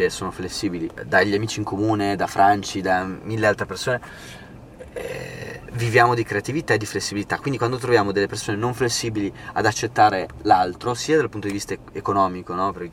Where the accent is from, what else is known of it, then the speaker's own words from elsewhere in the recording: Modena, Emilia-Romagna, Italy; io sai che sono di Modena.